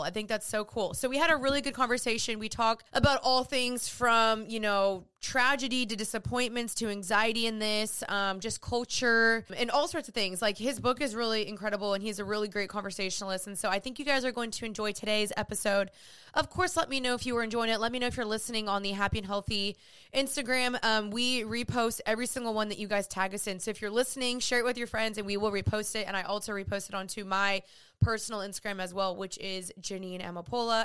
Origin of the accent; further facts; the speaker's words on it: Dallas, Texas, United States; also born or lived in Los Angeles; I'm from Dallas